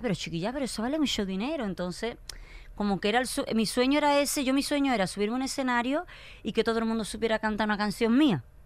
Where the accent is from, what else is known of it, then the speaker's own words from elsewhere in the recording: Écija, Andalusia, Spain; Yo soy de pueblo, me, llevaron a la capital, a Sevilla, yo soy de Écija.